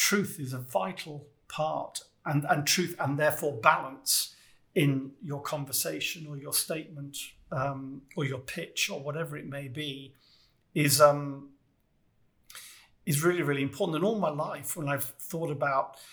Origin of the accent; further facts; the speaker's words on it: United Kingdom; I'm British